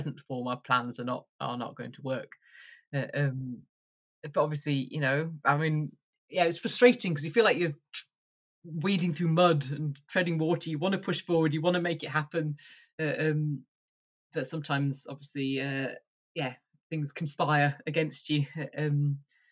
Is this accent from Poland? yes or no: no; Yorkshire and the Humber, United Kingdom; moved away as an adult; also born or lived in York / Edinburgh / East Lothian; now in Duffus, Moray, United Kingdom; I grew up in Yorkshire in the countryside